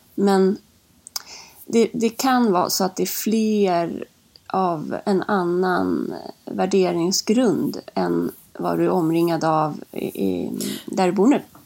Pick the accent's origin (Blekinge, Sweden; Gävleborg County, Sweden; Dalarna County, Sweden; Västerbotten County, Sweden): Gävleborg County, Sweden; Lingbo; now in Stockholm, Sweden; jag är född uppe i Hälsingland, i lilla Lingbo